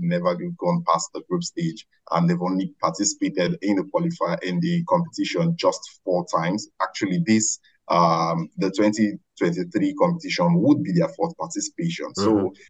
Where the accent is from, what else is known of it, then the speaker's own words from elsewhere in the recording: Nigeria; as a Nigerian